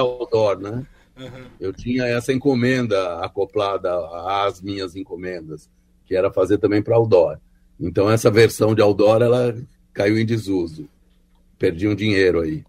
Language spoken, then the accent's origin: Portuguese; São Paulo, Brazil; eu morei, eu nasci no Bom Retiro, né, que era um bairro urbano, de um gueto judaico e tal